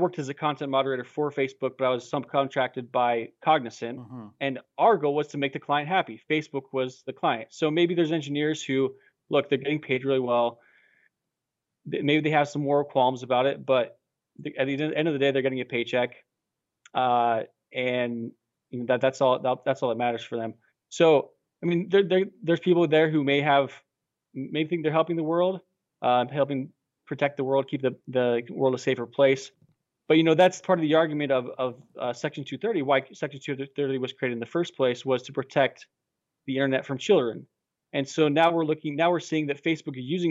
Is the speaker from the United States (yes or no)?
yes; United States; as an American, as someone living in the United States